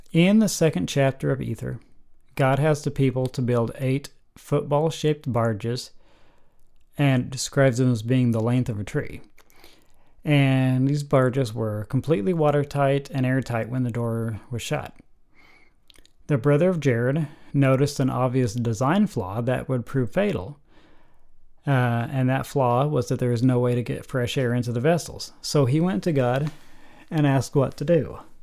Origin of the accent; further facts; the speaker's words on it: United States; I'm about as American as you can get